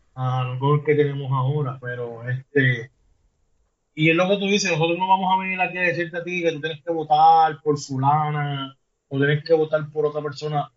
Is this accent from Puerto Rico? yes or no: yes; Puerto Rico; el puertorriqueño, que es donde, de donde yo soy, de aquí de Puerto Rico